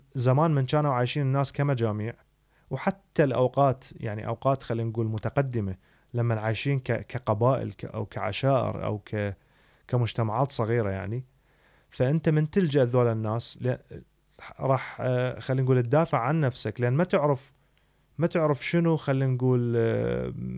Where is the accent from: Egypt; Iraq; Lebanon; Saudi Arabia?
Iraq; moved away; انا شكلي كعراقي